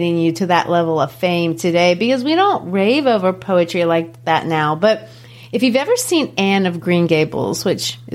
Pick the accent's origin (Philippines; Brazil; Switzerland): Brazil; now in United States; Growing up in Brazil, of course, we didn't have Halloween